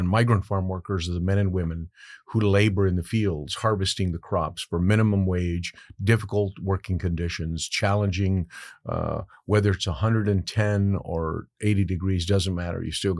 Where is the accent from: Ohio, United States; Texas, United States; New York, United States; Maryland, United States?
Texas, United States; Carrizo Springs; born there; the journey itself began in the state of Texas, where I was born in Carrizo Springs, Texas. And I am the descendant of a migrant farm working family